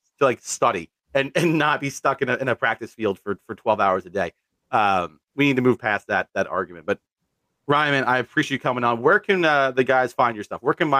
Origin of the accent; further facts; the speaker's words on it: New York, United States; I'm from New York.